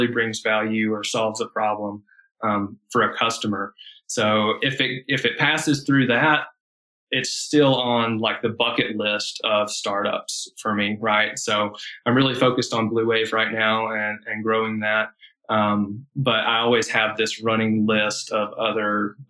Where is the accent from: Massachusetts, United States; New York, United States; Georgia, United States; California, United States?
Georgia, United States; Atlanta; also born or lived in Charlotte, North Carolina; I grew up here in Georgia on the west side of Atlanta. And then in my early teen years, we moved up to the mountains in a small town